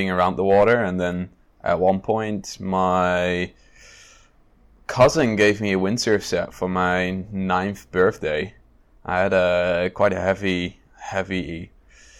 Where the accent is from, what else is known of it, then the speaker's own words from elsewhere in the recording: Netherlands; it is a 200-kilometer drive from my hometown